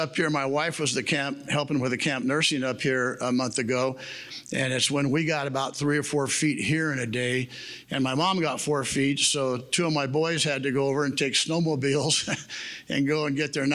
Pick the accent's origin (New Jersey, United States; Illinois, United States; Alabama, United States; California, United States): California, United States; Visalia; I grew up in Visalia, graduated Redwood High School in 1969